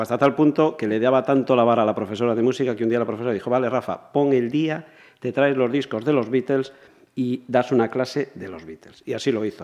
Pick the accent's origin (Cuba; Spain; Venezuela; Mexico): Spain; Campo Lameiro, Galicia; Yo nací en la República Independiente de Lameiro.